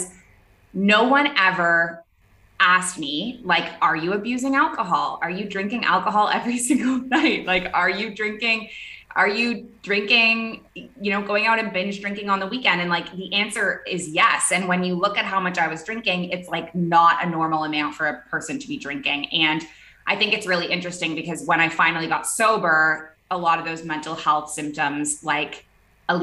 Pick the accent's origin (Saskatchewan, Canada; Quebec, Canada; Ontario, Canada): Ontario, Canada; Toronto; moved away as an adult; also born or lived in Middle East; now in Bali, Indonesia; I am a Canadian. I grew up in the city of Toronto, and I moved overseas when I was 23.